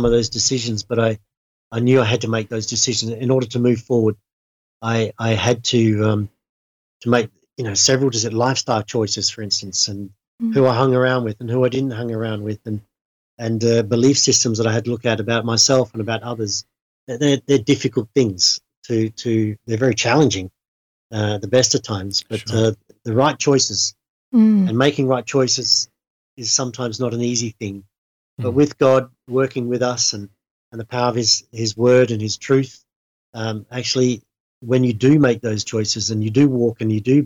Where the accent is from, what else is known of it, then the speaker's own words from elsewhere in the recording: Australia; moved away; I'm from Australia and come from a farming background.